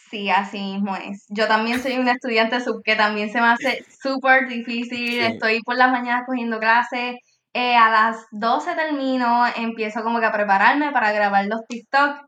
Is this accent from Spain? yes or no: no; Puerto Rico; yo soy de Puerto Rico